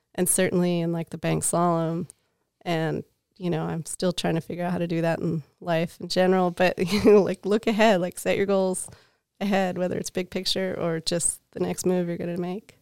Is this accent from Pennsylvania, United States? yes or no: yes; outside of Philadelphia, Pennsylvania, United States; moved away as an adult; also born or lived in Lake Tahoe, California; I'm from Pennsylvania. So I grew up outside of Philadelphia